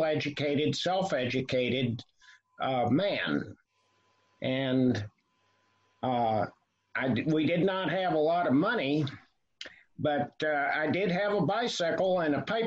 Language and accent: English; Asheville, North Carolina, United States; I was born in Asheville, North Carolina, the son of a cab driver